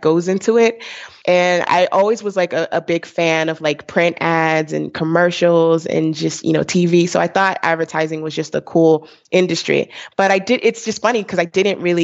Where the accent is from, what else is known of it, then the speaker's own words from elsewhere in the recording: Fort Lauderdale, Florida, United States; moved away as an adult; also born or lived in Brooklyn, New York; now in Bay Area, United States; I grew up between, you know, Brooklyn and, you know, Fort Lauderdale